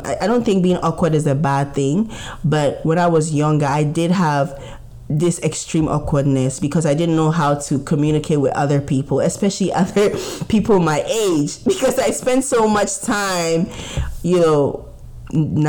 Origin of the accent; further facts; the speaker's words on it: Ghana; growing up as a Ghanaian